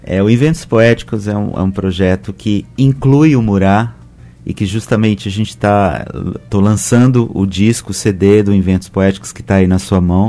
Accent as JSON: {"language": "Portuguese", "town": "Belo Horizonte", "region": "Minas Gerais", "country": "Brazil", "said": "Eu sou mineiro, de Belo Horizonte"}